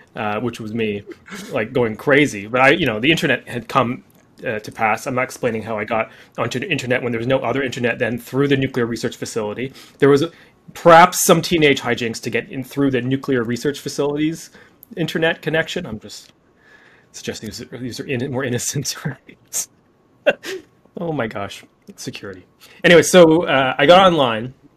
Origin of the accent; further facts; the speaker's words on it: Canada; I'm Canadian too